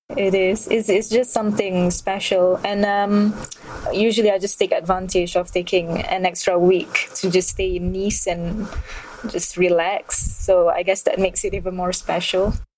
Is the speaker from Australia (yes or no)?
no; Malaysia; also born or lived in Kuala Lumpur; I'm, I'm Malaysian and I, I live in Kuala Lumpur